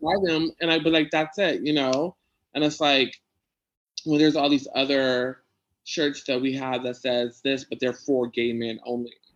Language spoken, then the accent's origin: English; San Diego, California, United States; I grew up in Logan, so I know like Spanish